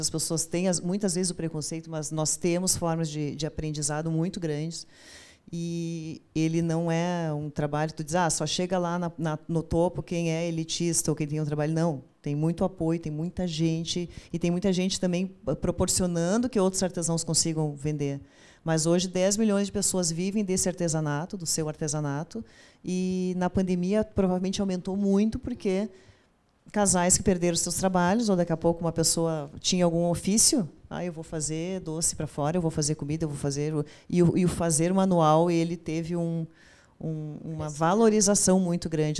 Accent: Cachoeira do Sul, Rio Grande do Sul, Brazil; moved away as an adult; now in Porto Alegre, Brazil; eu sou de Cachoeira do Sul, moro em Porto Alegre há 12 anos

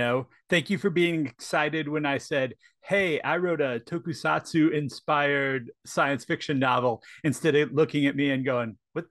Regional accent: St. Louis, Missouri, United States; moved away; So I grew up in St. Louis, Missouri.

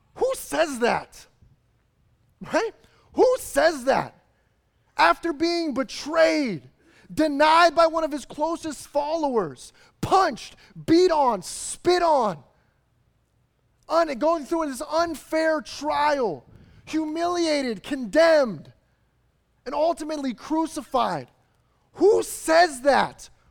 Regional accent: Chicago, Illinois, United States; moved away; I was growing up in the Chicagoland area

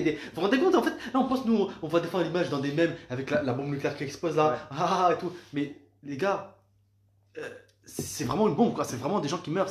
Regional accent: France; moi, en tant que Français

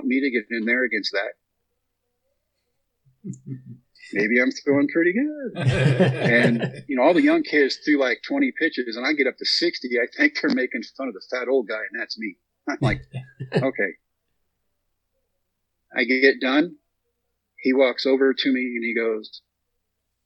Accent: Texas, United States; We come back to my home state of Texas, haven't been home in 3 months

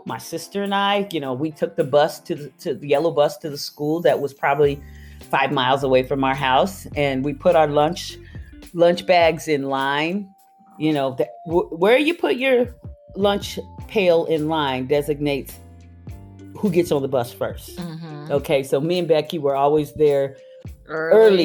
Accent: Tucson, Arizona, United States; now in San Diego, United States; I'm originally from Tucson, Arizona. I was born and raised there.

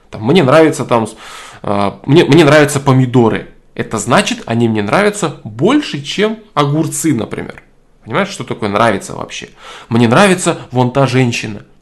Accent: Russia; Я вырос в России, это моя родина, и я понимаю, что я никогда не стану немцем, американцем и так далее. Но действительно ли я русский? Я сам бурят по национальности, но буряты это русские.

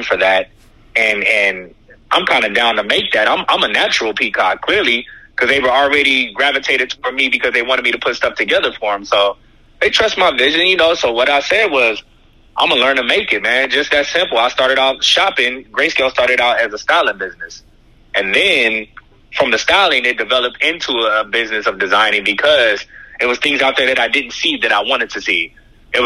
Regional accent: Inglewood, California, United States; moved away; also born or lived in Paris; I hail from Inglewood, California

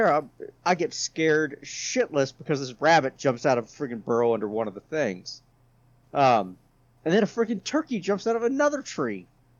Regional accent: San Antonio, Texas, United States; I grew up in San Antonio, Texas. At least I went to high school there. All right, military brat, I've been all over the world.

